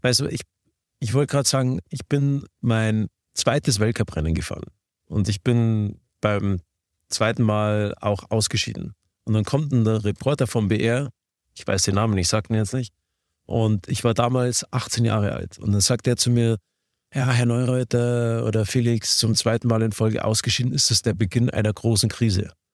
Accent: Garmisch-Partenkirchen, Bavaria, Germany; ich komme aus Garmisch-Partenkirchen

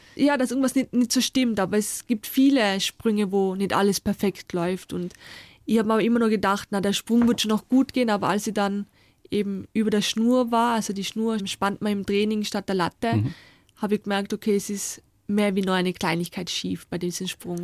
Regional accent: Austria

